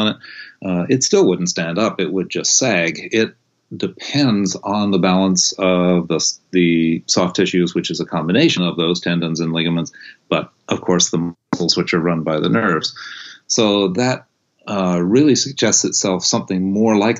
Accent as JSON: {"language": "English", "region": "East Coast / New England", "country": "United States", "tie": "born or raised there", "also_born_or_lived": "California", "moved": "as an adult", "said": "I was born on the East Coast and was raised very much up in my in that kind of New Englandy, don't pay attention to your body kind of upbringing"}